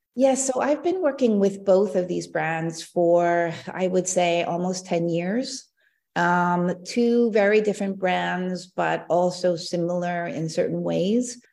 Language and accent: English; Seattle, Washington, United States; moved away as an adult; also born or lived in Maryland / Hong Kong / Korea (ancestry); now in Italy; I was actually born in Maryland, um, but grew up in Seattle